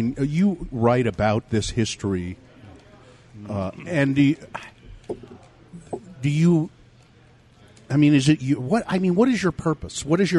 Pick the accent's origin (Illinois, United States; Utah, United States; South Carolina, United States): Utah, United States; I grew up here in Utah, and it was, I think maybe there was one black kid or two black kids in my whole high school